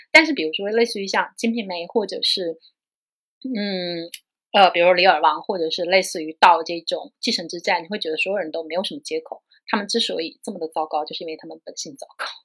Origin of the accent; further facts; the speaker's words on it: China; 我们中国人